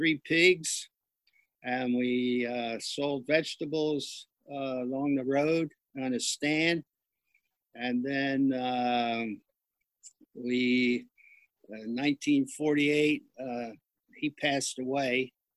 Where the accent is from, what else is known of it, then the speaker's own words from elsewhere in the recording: New Jersey, United States; also born or lived in Ocean View, New Jersey; I was born in South Jersey in 1935, and my father was in the military in the Coast Guard.